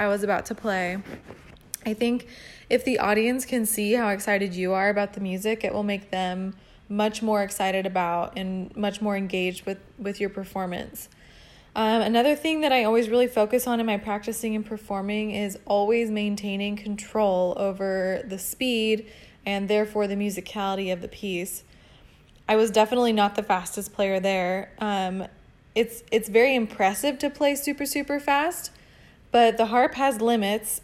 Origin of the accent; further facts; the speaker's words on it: La Crescenta, California, United States; I'm originally from La Crescenta, California